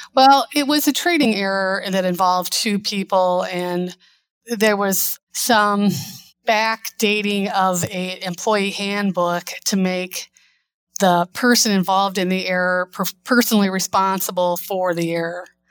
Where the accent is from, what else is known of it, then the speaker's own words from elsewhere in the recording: Northwest Indiana, United States; also born or lived in Chicago; I moved back to my hometown, and working and commuting from Northwest Indiana to Chicago